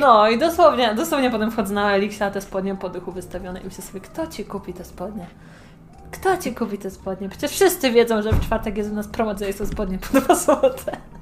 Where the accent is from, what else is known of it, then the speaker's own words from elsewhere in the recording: Poland; accent: Polish; zawsze mówię z polskim akcentem